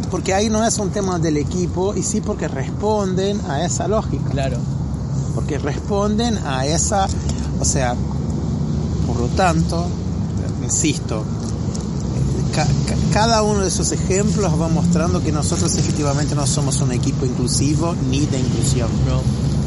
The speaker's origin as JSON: {"language": "Spanish", "country": "Brazil", "said": "a nosotros, a los brasileños nos pasa muchas veces en Estados Unidos cuando se va a completar una ficha en un hotel que está así, hispano. Nosotros no somos hispanos."}